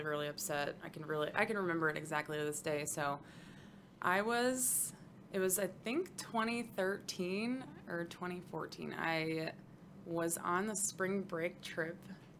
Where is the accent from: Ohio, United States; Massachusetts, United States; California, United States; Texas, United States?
Texas, United States; West; I wasn't born, but I was raised in West Texas and grew up